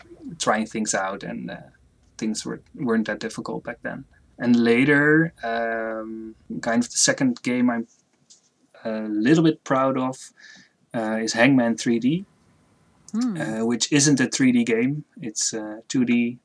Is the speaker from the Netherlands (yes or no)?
yes; Netherlands; I'm from the Netherlands